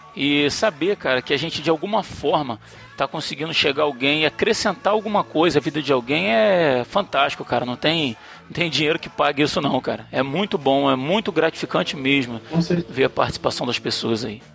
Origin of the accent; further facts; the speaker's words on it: interior of Minas Gerais, Brazil; sou do interior de Minas Gerais